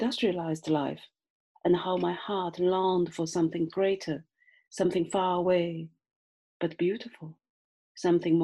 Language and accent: English; China; accent: Chinese; first language Chinese; English is a second language; moved away as an adult; also born or lived in Britain; now in United Kingdom; my Chinese accent and Chinese tongue is very stubborn tonight